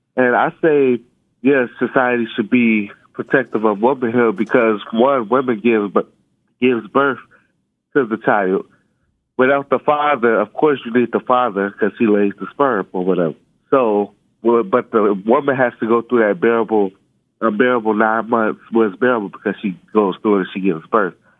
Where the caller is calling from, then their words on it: Chicago, Illinois, United States; I'm calling from Chicago, Illinois.